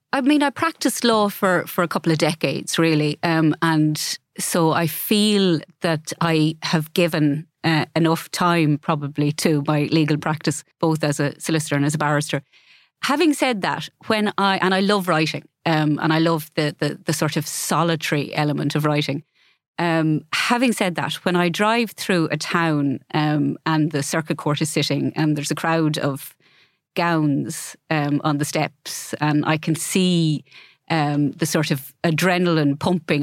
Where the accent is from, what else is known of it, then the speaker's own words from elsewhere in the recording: Ballyfin, Laois, Ireland; moved away as an adult; also born or lived in Carndonagh; I grew up in Laois